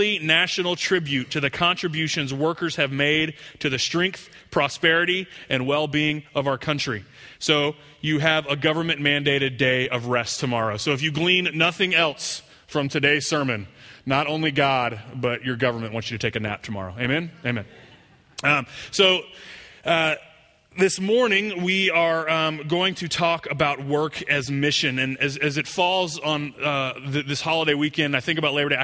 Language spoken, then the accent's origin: English; Houston, Texas, United States; I grew up over in Northwest Houston